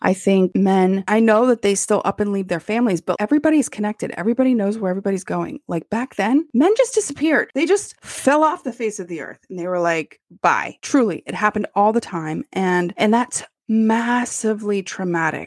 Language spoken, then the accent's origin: English; United States; I love being American.